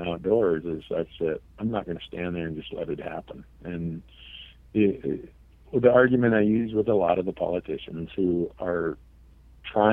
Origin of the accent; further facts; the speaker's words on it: Minnesota, United States; now in Montana, United States; I grew up in Minnesota